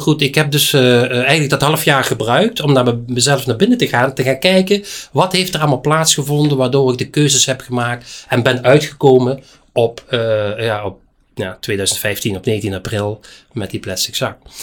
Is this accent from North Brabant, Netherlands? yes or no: no; Geleen, Limburg, Netherlands; ik ben in Geleen geboren, helemaal in het zuiden